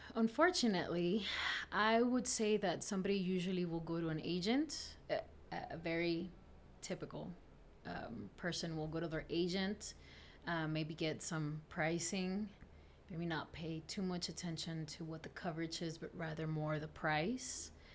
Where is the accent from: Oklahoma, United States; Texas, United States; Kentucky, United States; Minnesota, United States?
Texas, United States; South; English is a second language; also born or lived in Camargo, Tamaulipas, Mexico; I grew up in Texas, South Texas.